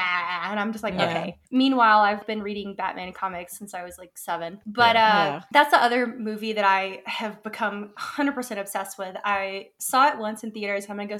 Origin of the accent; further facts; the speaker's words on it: Alabama, United States; now in Georgia, United States; I'm in Georgia. I'm from Alabama.